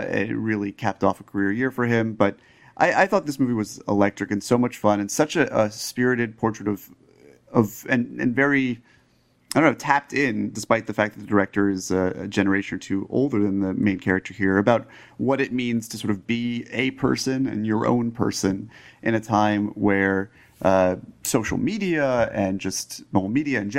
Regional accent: Greenwich, Connecticut, United States; I grew up in Greenwich, Connecticut

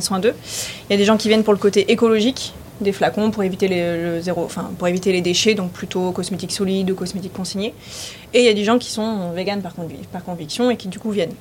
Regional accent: Var, Provence-Alpes-Côte d'Azur, France; also born or lived in Lyon / Paris; now in Nice, France; J'étais plutôt du Var

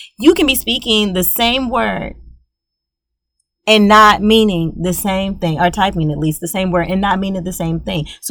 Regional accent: Louisiana, United States; I am from Louisiana. We're both Southern folks.

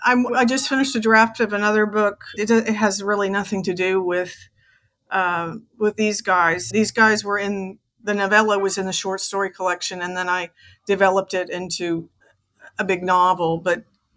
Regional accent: Harlingen, Texas, United States; moved away as an adult; also born or lived in Tuscaloosa, Alabama; now in Cairo, Egypt; I'm originally from Harlingen, Texas. It's called the Rio Grande Valley. It's near the Mexican border, near Brownsville. It's the very tip of Texas. That's where I grew up. I'm from a very small town.

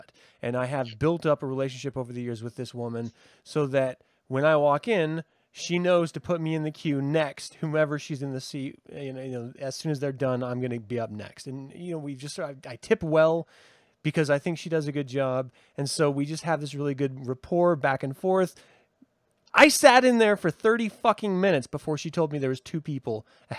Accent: United States; I'm American.

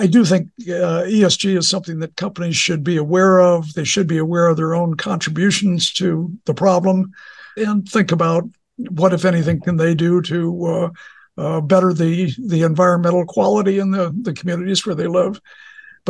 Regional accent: Toledo, Ohio, United States; moved away; I grew up in Toledo, Ohio

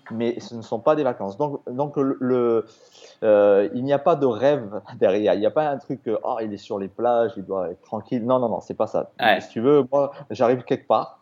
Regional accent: Toulouse, Occitania, France; moved away as an adult; also born or lived in Australia; je suis français, hein, je suis toulousain.

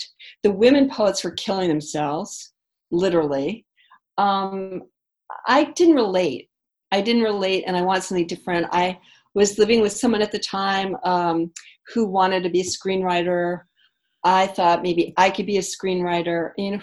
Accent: New York City, New York, United States; moved away as an adult; also born or lived in Boston; now in West Hollywood, United States; I grew up in New York City

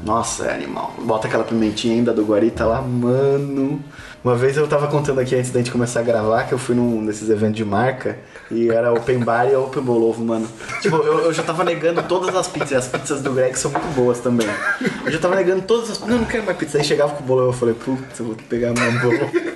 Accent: Porto Alegre, Rio Grande do Sul, Brazil; moved away; eu vim de Porto Alegre

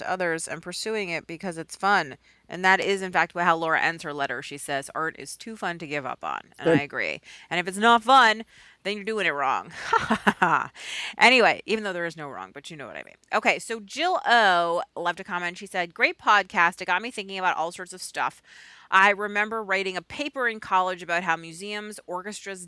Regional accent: Boston, Massachusetts, United States; moved away as an adult; also born or lived in New York; I'm a Boston kid. I grew up in Boston, despite the 17 years or so I spent in New York in the middle.

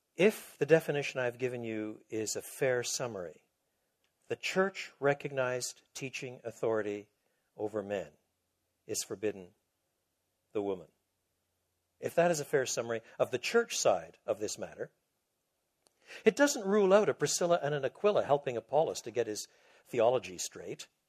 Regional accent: Quebec, Canada; moved away; also born or lived in Toronto; I was brought up in Quebec

